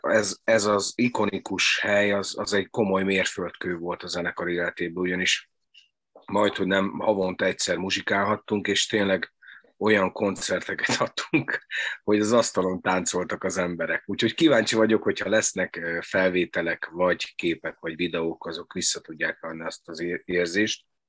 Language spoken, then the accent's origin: Hungarian; Doboz, Békés, Hungary; ahova én jártam iskolába, dobozza az általános iskolába